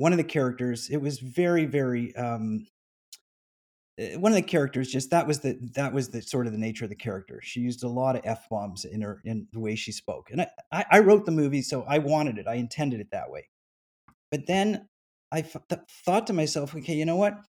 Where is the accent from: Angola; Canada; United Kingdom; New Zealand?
Canada; now in United States; I'm formerly from Canada